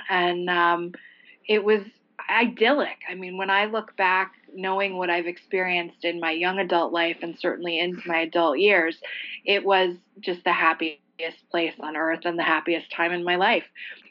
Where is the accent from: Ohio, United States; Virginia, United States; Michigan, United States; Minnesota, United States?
Virginia, United States; Alexandria; also born or lived in Washington, D.C.; I was born in Washington, D.C., and we moved over the Potomac, I think when I was like 2.5. So my real formative years and my memory begins in Alexandria, Virginia, my hometown.